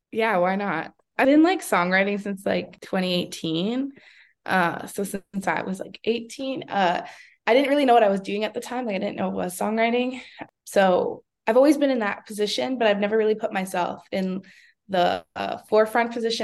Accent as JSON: {"language": "English", "town": "Vancouver", "region": "British Columbia", "country": "Canada", "tie": "born or raised there", "said": "born and raised in East Van, Vancouver, BC."}